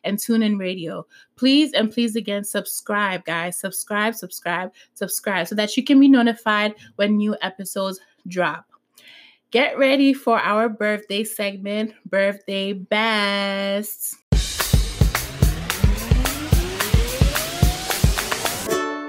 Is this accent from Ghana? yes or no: yes; Ghana; I'm from Ghana.